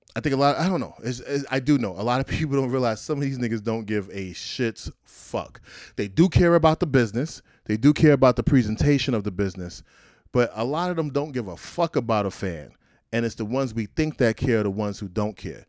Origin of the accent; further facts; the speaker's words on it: New York City, New York, United States; I'm from Brownsville, Brooklyn